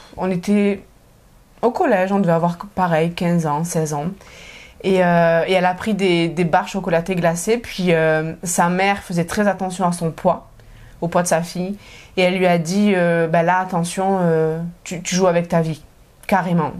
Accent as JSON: {"language": "French", "region": "south of France", "country": "France", "moved": "as an adult", "lives_now": "Montreal, Canada", "said": "je viens du sud de la France."}